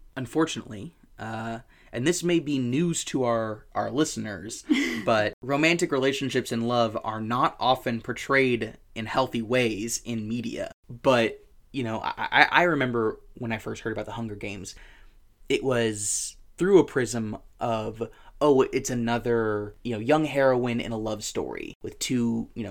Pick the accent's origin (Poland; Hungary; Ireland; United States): United States